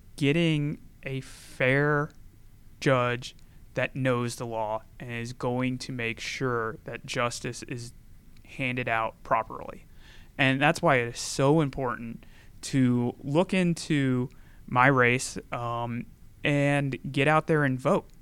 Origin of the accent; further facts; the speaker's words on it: Gainesville, Georgia, United States; also born or lived in Tennessee; I grew up in Gainesville, Georgia, just down the road